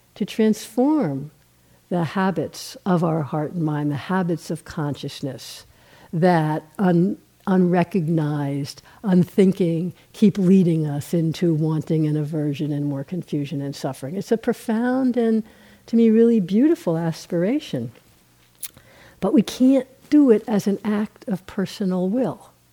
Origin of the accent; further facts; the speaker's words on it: New York, United States; I'm from New York